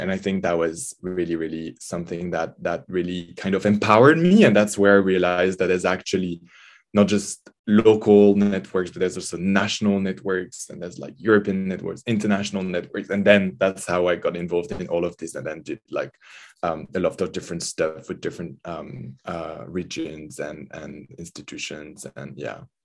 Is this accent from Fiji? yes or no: no; French Alps, Auvergne-Rhône-Alpes, France; also born or lived in Grenoble; I grew up in the Alps, um, in the mountains, the French Alps, uh, not so far from Italy.